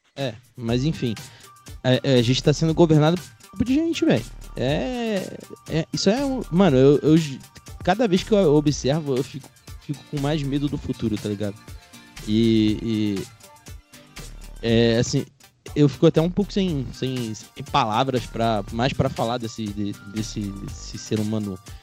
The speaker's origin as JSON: {"language": "Portuguese", "region": "Rio de Janeiro", "country": "Brazil", "said": "eu sou oriundo lá do Rio de Janeiro"}